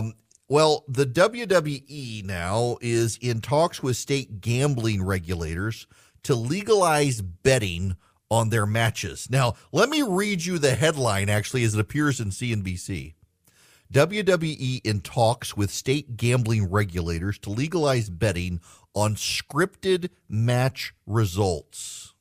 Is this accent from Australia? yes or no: no; Dubai, United Arab Emirates; If you're a regular listener, if you're Charlie, you know, I grew up in Dubai.